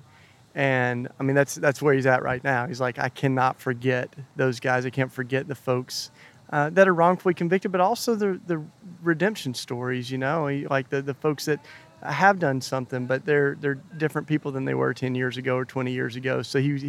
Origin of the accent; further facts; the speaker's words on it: Maryville, Tennessee, United States; moved away; I grew up outside of Knoxville